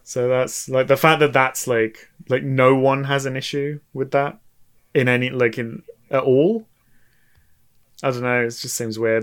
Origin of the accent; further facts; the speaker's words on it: United Kingdom; us as British people